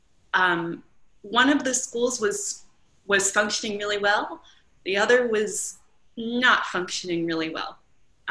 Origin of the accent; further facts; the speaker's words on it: Long Island, New York, United States; moved away as an adult; also born or lived in Pennsylvania / Maryland; now in North Carolina, United States; I moved down from Long Island. I spent my entire childhood there